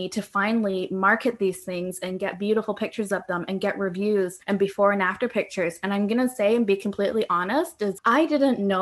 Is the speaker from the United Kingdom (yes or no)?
yes; England, United Kingdom; now in Canada; I don't have a huge amount of family here in Canada. I'm originally from England